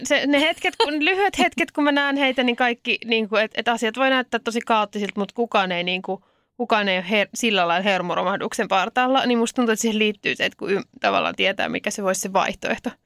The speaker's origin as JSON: {"language": "Finnish", "town": "Helsinki", "region": "Uusimaa", "country": "Finland", "said": "mä oon helsinkiläinen"}